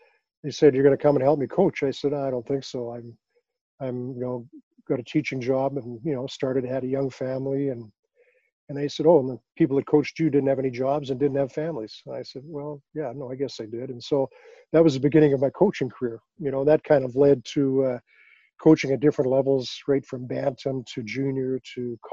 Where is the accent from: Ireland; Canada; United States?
Canada; Regina, Saskatchewan; I grew up in Regina, Saskatchewan